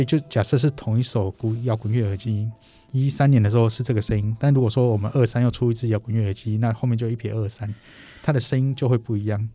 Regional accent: Taiwan; 我们台湾人

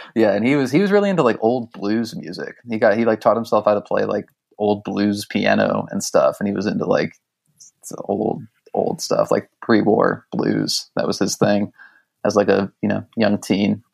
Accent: Westlake, Ohio, United States; a suburb of Cleveland on the west side called Westlake

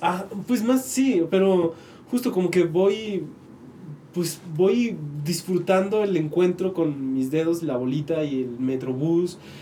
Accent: Tepic, Nayarit, Mexico; moved away; also born or lived in Mexico City; yo soy de Tepic

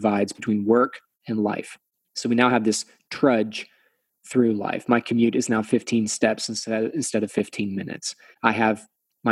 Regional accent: Texas, United States; I'm from Texas, right? So we're Southern.

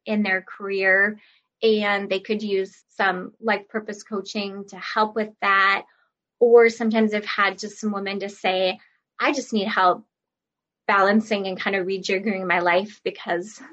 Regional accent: Minnesota, United States; I'm from Minnesota, so I would work around the Twin Cities area for live classes

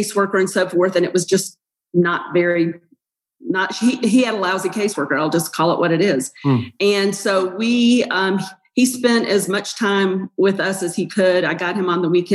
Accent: Asheville, North Carolina, United States; accent: Southern; moved away as an adult; also born or lived in Chapel Hill, North Carolina / Houston, Texas; I'm originally from Asheville, North Carolina, and I grew up in North Carolina

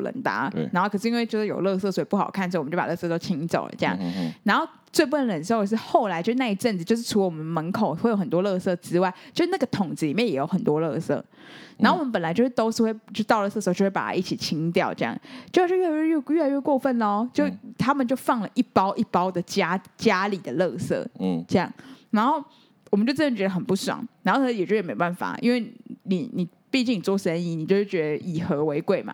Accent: Taiwan; 我们台湾人，就是还是有那种中国人的习性

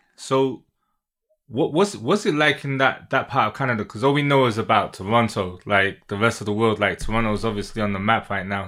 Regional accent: United Kingdom; I'm from the UK.

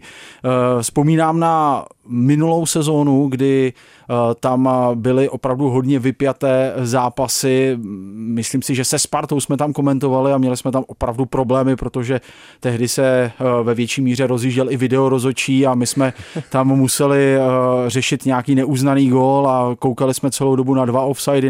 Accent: South Bohemian Region, Czechia; moved away; já sám pocházím z Jižních Čech

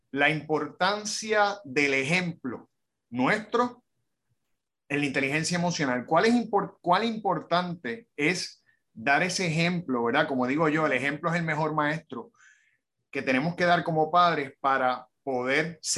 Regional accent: Hoboken, New Jersey, United States; born there; En, un, pueblito, que se llama Hoboken.

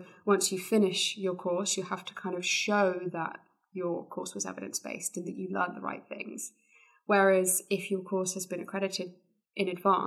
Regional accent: near Exeter, South West England, United Kingdom; based in Exeter, which was close to my hometown.

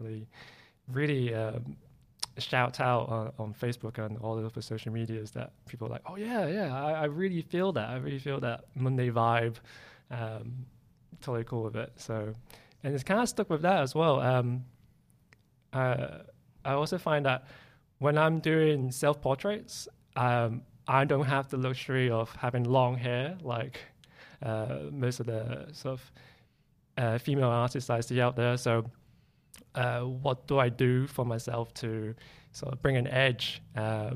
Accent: Grimsby, Yorkshire and the Humber, United Kingdom; It's in a small town called Grimsby

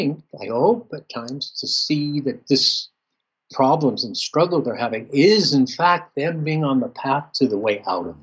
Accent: Southern California, United States; I grew up in Southern California without really any Christian element

